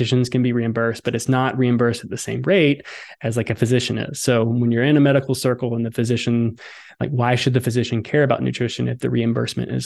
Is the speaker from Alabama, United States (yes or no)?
yes; Southern Alabama, United States; I grew up in Southern Alabama